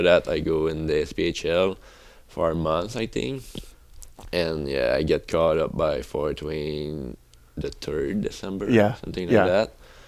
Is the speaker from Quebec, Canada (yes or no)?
yes; Rivière-du-Loup, Quebec, Canada; first language French; English is a second language; moved away as an adult; now in United States; I come from Quebec, like Rivière-du-Loup.